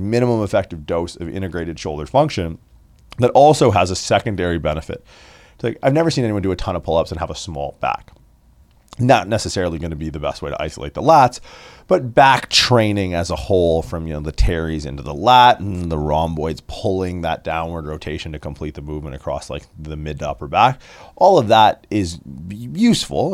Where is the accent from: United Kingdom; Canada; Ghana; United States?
Canada; Windsor, Ontario; I grew up in Windsor, Ontario